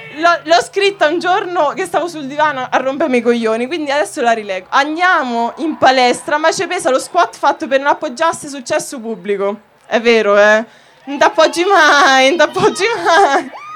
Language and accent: Italian; Macerata, Marche, Italy; vengo da Macerata